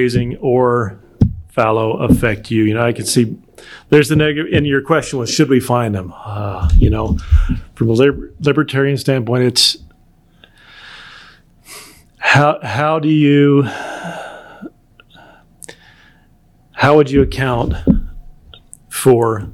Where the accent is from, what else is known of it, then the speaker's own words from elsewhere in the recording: Colorado, United States; also born or lived in Illinois; I was raised in Colorado, Front Range of Colorado, kind of halfway between Colorado Springs and Denver